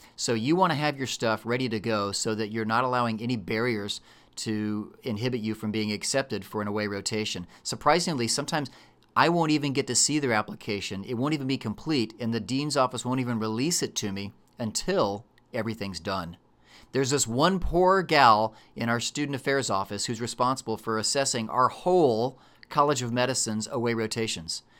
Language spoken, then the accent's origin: English; Texas, United States